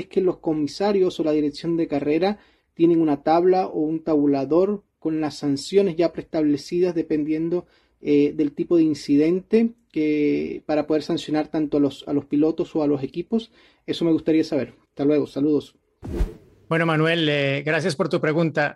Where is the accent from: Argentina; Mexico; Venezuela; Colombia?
Colombia; now in Santiago, Chile; les hablo desde Santiago de Chile, eh, soy colombiano